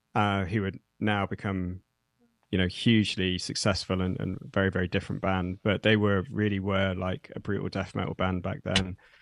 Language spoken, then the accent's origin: English; Nottingham, East Midlands, United Kingdom; I'm from the U K. I grew up in Nottingham, which is a, a city in the, the middle of the U K, that, in the Midlands.